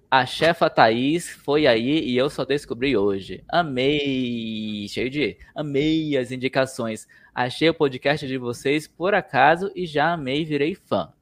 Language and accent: Portuguese; Manaus, Amazonas, Brazil; also born or lived in São Paulo; now in Curitiba, Brazil; lá da minha terra, que é Manaus